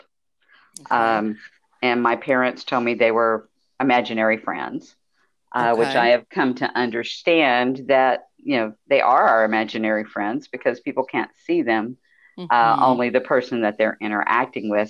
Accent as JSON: {"language": "English", "town": "Houston", "region": "Texas", "country": "United States", "moved": "as an adult", "lives_now": "near San Antonio, United States", "said": "I am an old Texas gal. I'm originally from Houston, and I moved to the central Texas area outside of San Antonio back in 2001"}